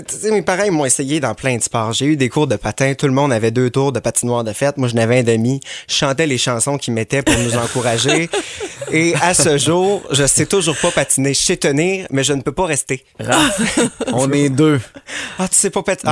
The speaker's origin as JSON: {"language": "French", "town": "Quebec City", "region": "Quebec", "country": "Canada", "moved": "yes", "said": "je viens de Québec"}